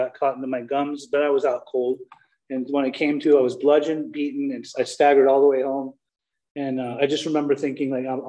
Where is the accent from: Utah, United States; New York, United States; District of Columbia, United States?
Utah, United States; Salt Lake City; also born or lived in Germany; I'm a Persian man that was born in Germany and raised in Salt Lake City, Utah